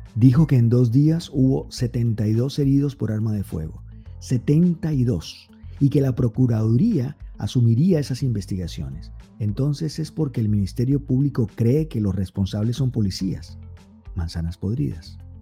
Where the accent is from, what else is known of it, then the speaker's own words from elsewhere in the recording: Colombia; yo soy colombiano